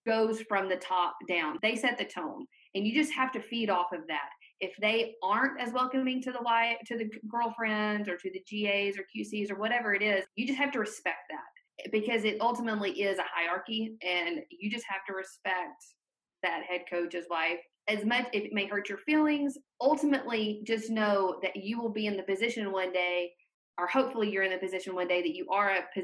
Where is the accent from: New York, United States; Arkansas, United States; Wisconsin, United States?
Arkansas, United States; the South; moved away as an adult; now in San Francisco Bay Area, United States; I grew up in the South. Like, we had SEC football and I watched the Razorbacks. Like, the Razorbacks were my team